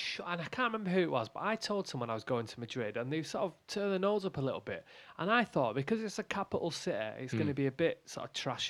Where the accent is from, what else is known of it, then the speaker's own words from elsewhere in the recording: Manchester, North West England, United Kingdom; I said, oh, Manchester.